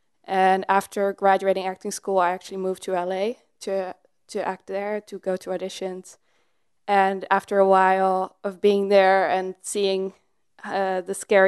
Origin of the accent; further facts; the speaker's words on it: Netherlands; I was growing up in the Netherlands and I did a lot of theater, like dance related things.